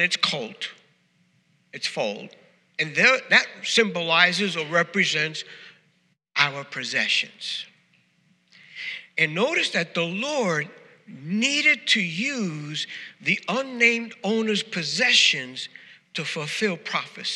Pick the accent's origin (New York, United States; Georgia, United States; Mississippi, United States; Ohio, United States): New York, United States; moved away; New Yorkers, we know the proper English